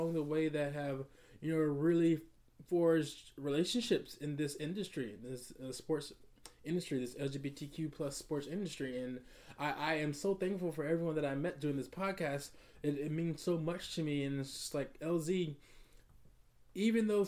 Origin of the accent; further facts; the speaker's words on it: Atlanta, Georgia, United States; growing up in Atlanta